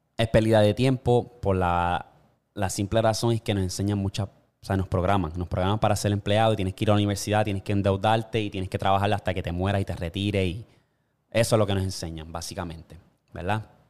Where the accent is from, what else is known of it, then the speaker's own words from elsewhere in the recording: Puerto Rico; moved away as an adult; como puertorriqueño